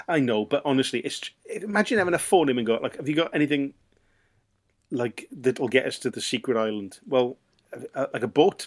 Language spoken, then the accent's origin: English; Swansea, Wales, United Kingdom; I'm from Swansea